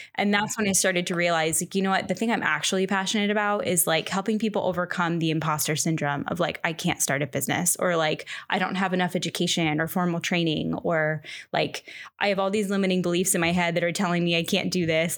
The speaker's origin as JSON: {"language": "English", "region": "Central Florida", "country": "United States", "tie": "born or raised there", "moved": "as an adult", "lives_now": "San Francisco Bay Area, United States", "said": "I grew up in Florida, Central Florida, for like 20 a little over 20 years"}